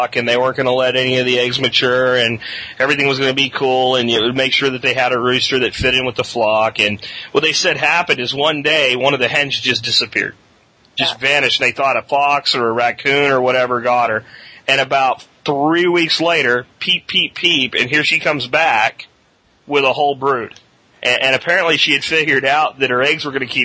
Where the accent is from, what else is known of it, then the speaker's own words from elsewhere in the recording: Pennsylvania, United States; moved away; I was from the Pennsylvania area in those times